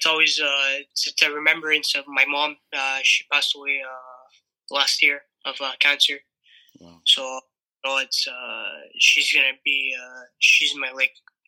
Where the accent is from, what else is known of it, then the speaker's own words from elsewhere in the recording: Montreal, Quebec, Canada; as a kid growing up in Montreal